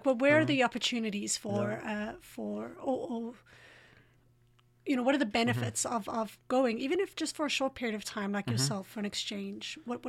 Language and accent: English; Johannesburg, Gauteng, South Africa; I'm from Johannesburg, and we know how to do it well.